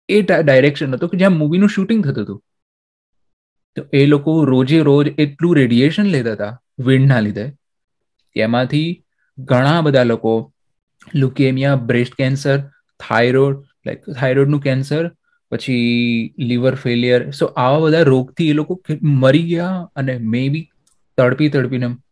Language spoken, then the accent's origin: Gujarati; Aravalli district, Gujarat, India; મારું ગામ જે છે અત્યારે આપણે અરવલ્લી જિલ્લામાં છે